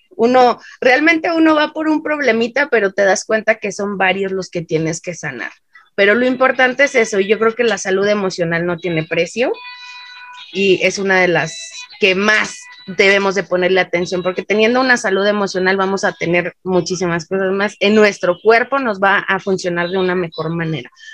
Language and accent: Spanish; Mexico